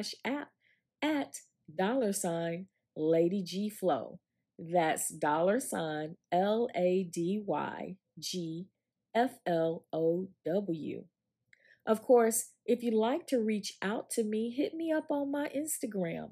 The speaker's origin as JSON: {"language": "English", "town": "Augusta", "region": "Georgia", "country": "United States", "tie": "born or raised there", "said": "when we were growing up in Georgia"}